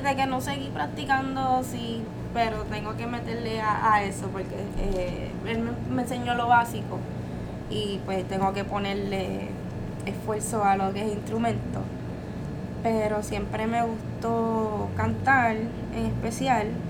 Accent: Carolina, Puerto Rico; soy de Carolina y pues se me hace bien difícil no decir la palabra cabrón

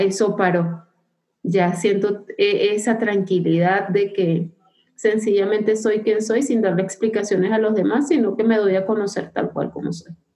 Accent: Venezuela; moved away as an adult; soy migrante venezolana

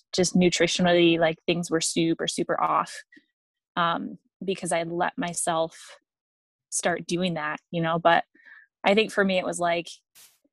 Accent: Michigan, United States; moved away as an adult; also born or lived in Alabama; I moved back from Alabama to Michigan, where I grew up, in 2017

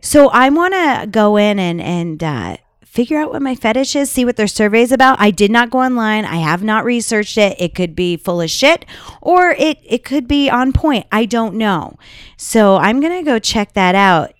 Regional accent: Las Vegas, Nevada, United States; We're from Vegas

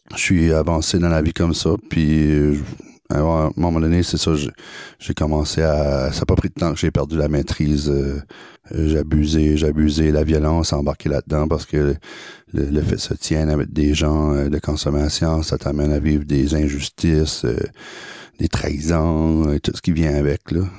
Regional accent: Acadia, New Brunswick, Canada; also born or lived in Saumarez, New Brunswick; moi, je viens de l'Acadie. Je suis grandi au Nouveau-Brunswick dans un, dans une ville, dans un village qui s'appelle euh, Saint-Tyranné. Euh, après, j'ai grandi un peu aussi à Somarez

